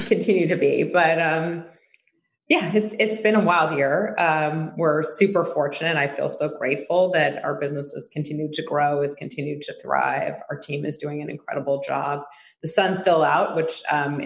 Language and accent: English; New York City, New York, United States; growing up in New York